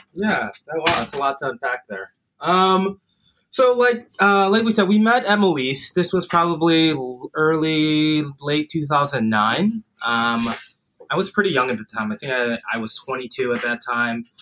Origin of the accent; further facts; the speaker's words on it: Highland Park, Illinois, United States; I grew up in Highland Park, suburb of Chicago